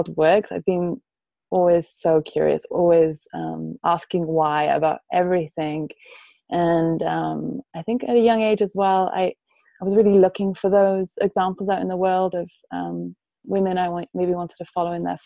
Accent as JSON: {"language": "English", "region": "Wales", "country": "United Kingdom", "tie": "born or raised there", "also_born_or_lived": "Germany / Paris, France", "said": "I spent most of my life growing up in Wales, which is a Celtic country."}